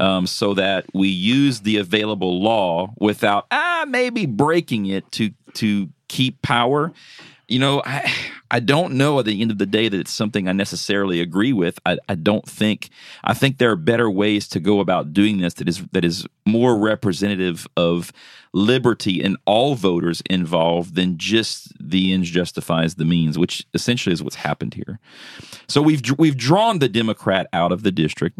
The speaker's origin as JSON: {"language": "English", "region": "South Louisiana", "country": "United States", "moved": "yes", "said": "I'm originally from South Louisiana."}